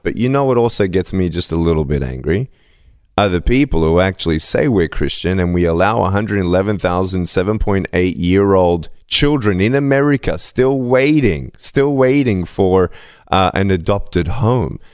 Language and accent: English; Melbourne, Victoria, Australia; I was born in Melbourne, Australia, without limbs